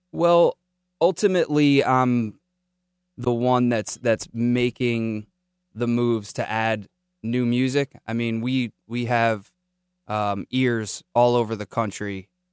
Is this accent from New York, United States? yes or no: no; Silver Spring, Maryland, United States; born or raised there